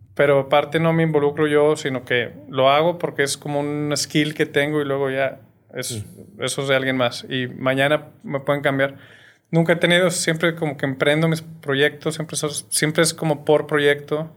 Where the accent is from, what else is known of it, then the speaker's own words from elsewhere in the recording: Torreón, Coahuila, Mexico; moved away as an adult; also born or lived in Mexico City, Mexico; now in Monterrey, Mexico; soy de Torreón. Eh, viví hasta los 18 años allá muy feliz